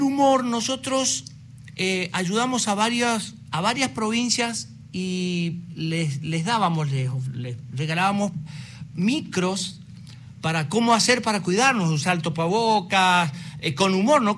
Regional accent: Curuzú Cuatiá, Corrientes, Argentina; yo vengo de Curuzucatea, de una, de una ciudad

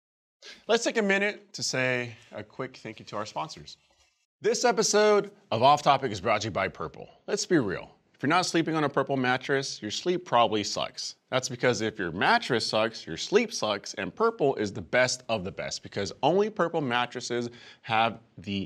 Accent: San Francisco, California, United States; moved away; in my hometown, San Francisco

